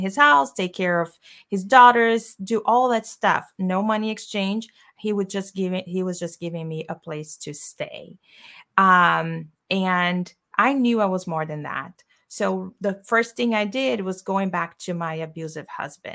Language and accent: English; Brazil; English is a second language; moved away as an adult; I am from Brazil and I came here, as you said, I had $200 in my pocket.